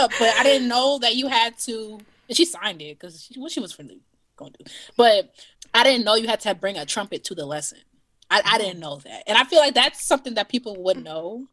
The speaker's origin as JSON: {"language": "English", "town": "Evanston", "region": "Illinois", "country": "United States", "said": "I'm a violist from Evanston, Illinois, which is a suburb just north of Chicago"}